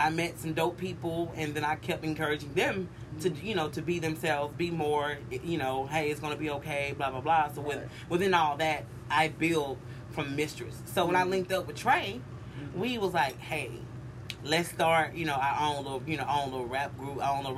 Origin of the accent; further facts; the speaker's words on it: Carrollton, Georgia, United States; also born or lived in Ohio; I'm from Ohio, but I ended up landed in... And a place called Carrollton, Georgia